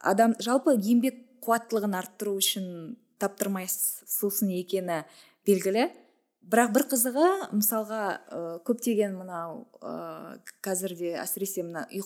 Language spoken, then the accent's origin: Kazakh; Kazakhstan; біз ә, былайша айтқанда бірінші буынбыз ғой кофе ішушілердің қазақтар